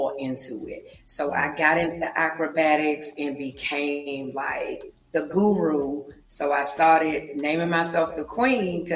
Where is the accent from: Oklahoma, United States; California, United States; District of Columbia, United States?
District of Columbia, United States; Washington; I am from Washington, D.C., born and raised, grew up in the projects of Southeast D.C.